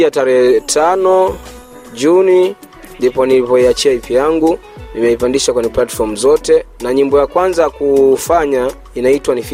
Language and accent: Swahili; Kigoma, Tanzania; born there; Mimi nimezaliwa Kigoma mjini, uh, kata kijiji kimoja kinaitwa Kwaga, ndo nilipozaliwa Tanzania, wilani ya Kasulu.